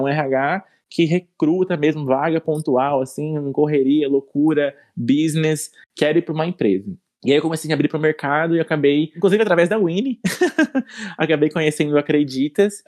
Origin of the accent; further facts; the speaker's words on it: interior of Mato Grosso do Sul, Brazil; eu sou natural do interior do Mato Grosso do Sul, de uma cidade bem pequena